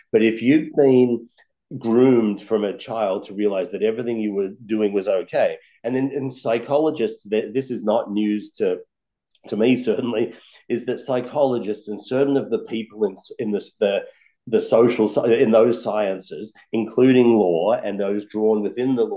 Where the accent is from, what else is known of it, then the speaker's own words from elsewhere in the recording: Australia; now in United States; I was born and raised in Australia, a very lucky country.